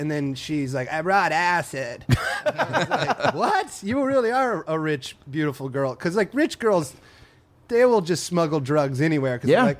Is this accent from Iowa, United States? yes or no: yes; Iowa, United States; moved away as an adult; now in Los Angeles, United States; I grew up in Iowa, never really left Iowa.